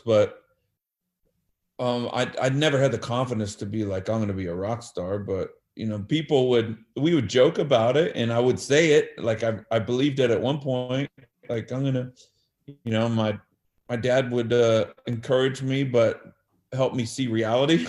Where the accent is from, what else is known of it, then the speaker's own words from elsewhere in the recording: Bakersfield, California, United States; also born or lived in Los Angeles area; then I moved to Bakersfield from Los Angeles area in fifth grade around uh, nine, ten years old